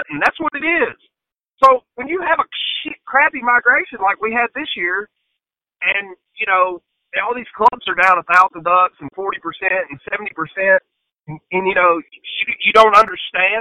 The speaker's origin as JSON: {"language": "English", "region": "Tennessee", "country": "United States", "also_born_or_lived": "Mississippi", "moved": "yes", "said": "I'm not from Mississippi. I lived there for a long time, but I'm from Tennessee"}